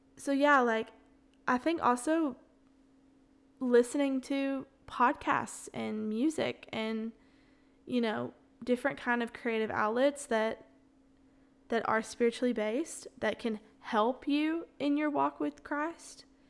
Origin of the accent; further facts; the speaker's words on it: the South, United States; accent: Southern; also born or lived in Florence, Alabama; I'm born and raised in the South